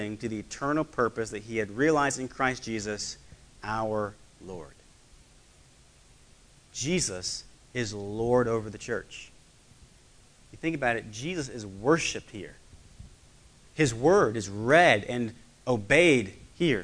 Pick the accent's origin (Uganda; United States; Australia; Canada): United States; I am an American citizen